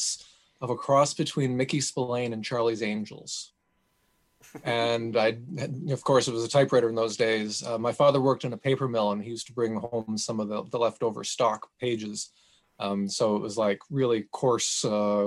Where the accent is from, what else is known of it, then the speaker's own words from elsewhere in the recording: New Brunswick, Canada; I grew up in New Brunswick, which shares a long border